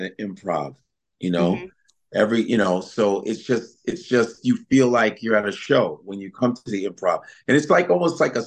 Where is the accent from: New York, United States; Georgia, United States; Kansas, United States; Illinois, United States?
Illinois, United States; Chicago; also born or lived in Nebraska; growing up in Chicago